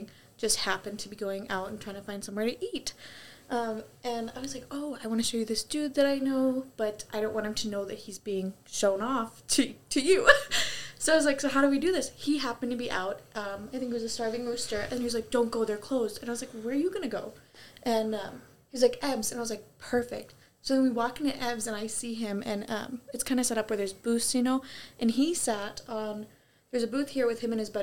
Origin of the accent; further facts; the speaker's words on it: North Dakota, United States; I'm from North Dakota